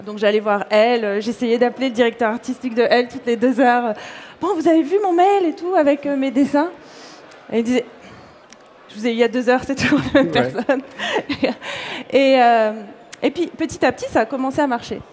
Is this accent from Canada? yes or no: no; Corsica, France; also born or lived in Paris; now in New York, United States; je suis née en Corse, j'ai grandi là-bas